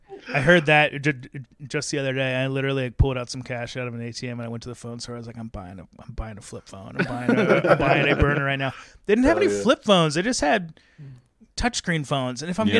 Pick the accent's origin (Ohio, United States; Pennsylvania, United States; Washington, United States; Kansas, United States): Ohio, United States; Cincinnati; Oh, I'm from Cincinnati.